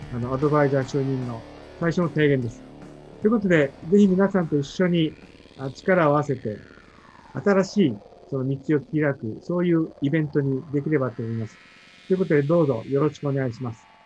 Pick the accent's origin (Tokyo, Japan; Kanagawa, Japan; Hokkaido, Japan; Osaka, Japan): Hokkaido, Japan; Sapporo; moved away; 札幌出身です。